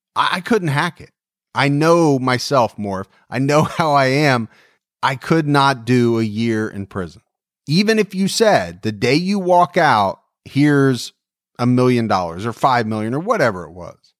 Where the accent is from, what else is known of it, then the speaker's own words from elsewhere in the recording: Dayton, Ohio, United States; I was born and raised in Dayton, Ohio. I did move away for a small number of years, but I have lived here most of my life